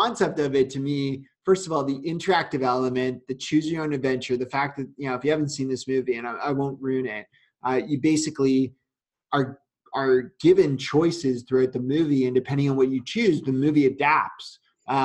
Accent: Canada; I'm Canadian

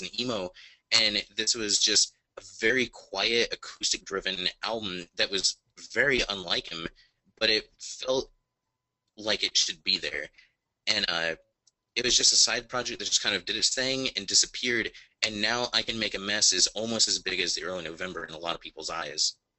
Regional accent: Indiana, United States; I'm in from Indiana

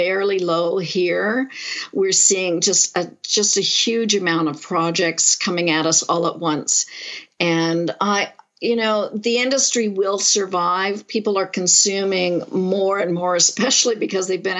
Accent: Montreal, Quebec, Canada; now in Toronto, Canada; I grew up in Montreal

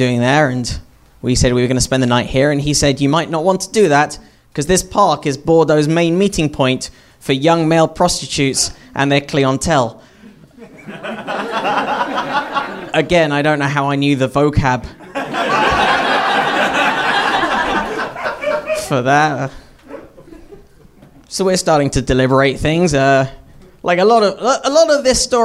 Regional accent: United Kingdom; I grew up in Britain

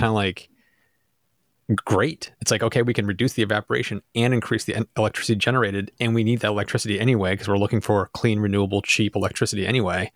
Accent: United States; I'm American. This is where I live

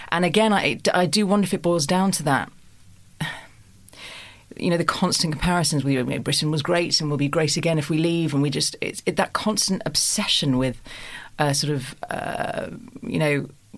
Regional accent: Germany; now in United Kingdom; I have a German father and I grew up in Germany quite a lot

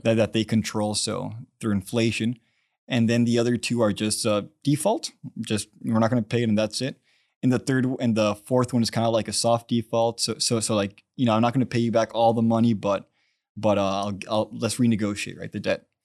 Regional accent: Brownsville, Texas, United States; also born or lived in Washington, D.C.; I grew up in Brownsville, Texas

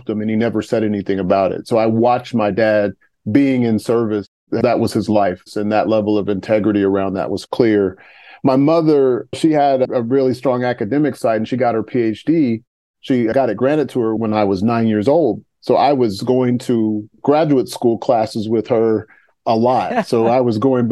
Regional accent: Topeka, Kansas, United States; I grew up in Topeka, Kansas. And so I lived there for 18 years until I went to college.

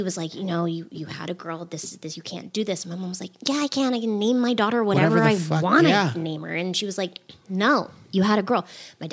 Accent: Boston, Massachusetts, United States; also born or lived in Baltimore, Maryland; I was raised in Boston, so I consider myself from Boston

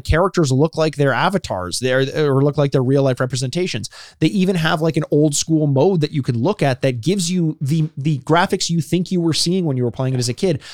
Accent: Canada; we're Canadian

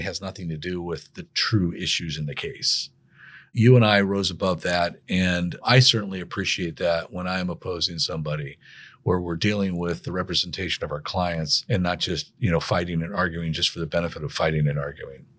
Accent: Sangamon County, Illinois, United States; moved away as an adult; also born or lived in Saint Louis, Missouri; go back to my hometown and work that summer for the prosecutor's office in Sangamon County, Illinois

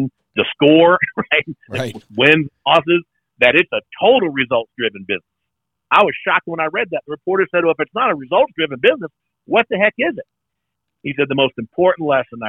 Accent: South Louisiana, United States; I grew up in South Louisiana

